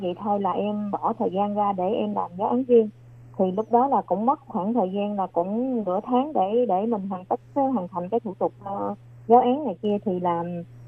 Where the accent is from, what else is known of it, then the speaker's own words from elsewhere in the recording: Vietnam; now in New Taipei, Taiwan; người Việt Nam của mình